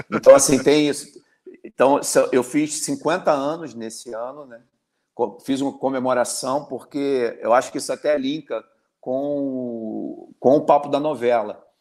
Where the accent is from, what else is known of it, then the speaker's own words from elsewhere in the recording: Belford Roxo, Rio de Janeiro, Brazil; sou de Belfor Roxo, Areia Branca. Então, cresci ali no mesmo bairro do …, do que foi o embrião do …, com o saudoso …